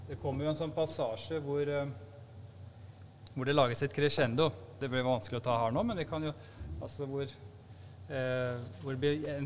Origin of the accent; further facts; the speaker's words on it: Stavanger, Rogaland, Norway; also born or lived in Bodø / Nigeria; jeg har vokst opp særlig i Stavanger og i Bodø. Men uh, eh, da jeg lærte å snakke, da bodde vi i Nigeria. Så Derfor så ble det sånn bokmål.